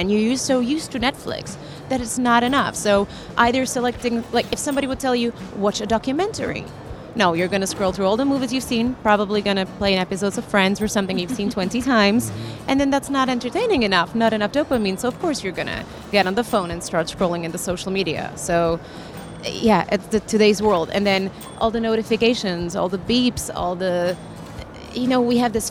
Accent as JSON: {"language": "English", "country": "Czechia", "moved": "yes", "said": "I'm originally from Czech Republic"}